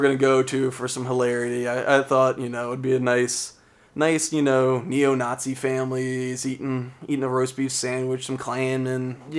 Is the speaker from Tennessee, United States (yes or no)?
yes; Tennessee, United States; moved away; Yeah, that's my home state.